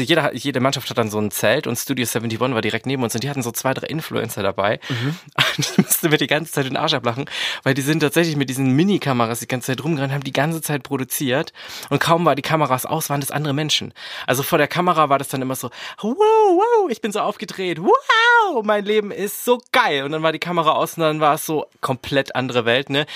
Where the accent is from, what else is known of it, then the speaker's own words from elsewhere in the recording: Swabia, Germany; ich bin ja Schwabe